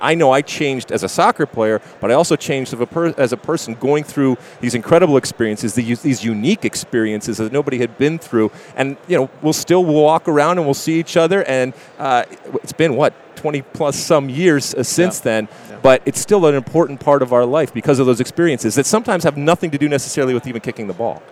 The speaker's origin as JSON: {"language": "English", "region": "Michigan", "country": "United States", "tie": "born or raised there", "also_born_or_lived": "New Jersey", "moved": "as an adult", "said": "I grew up in Michigan, but I sure as hell didn't grow up on a farm"}